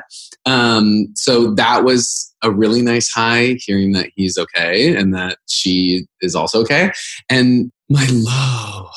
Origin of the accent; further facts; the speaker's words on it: Boise, Idaho, United States; moved away as an adult; also born or lived in Washington, D.C. / New York; I grew up in Boise, Idaho